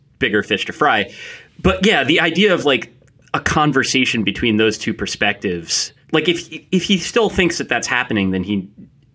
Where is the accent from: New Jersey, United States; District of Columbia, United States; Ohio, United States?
New Jersey, United States; Ridgewood; moved away; I'm from Ridgewood, New Jersey